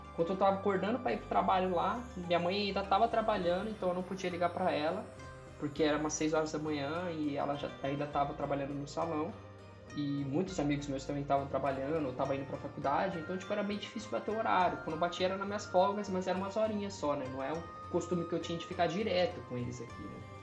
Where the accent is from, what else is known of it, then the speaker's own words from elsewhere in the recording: Brazil; also born or lived in Japan; eu sou brasileiro